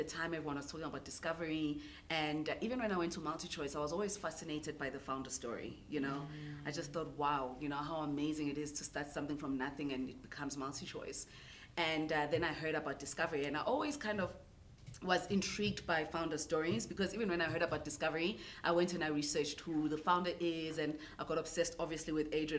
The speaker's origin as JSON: {"language": "English", "town": "Newcastle", "region": "KwaZulu-Natal", "country": "South Africa", "tie": "born or raised there", "said": "I'm a girl from Newcastle, eMatateni. I grew up there"}